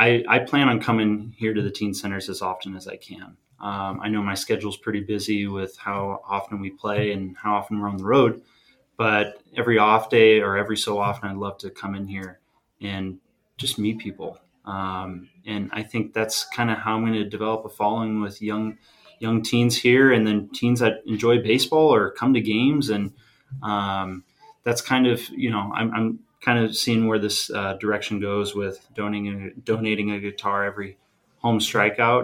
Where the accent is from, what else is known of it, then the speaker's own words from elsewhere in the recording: San Diego, California, United States; growing up in San Diego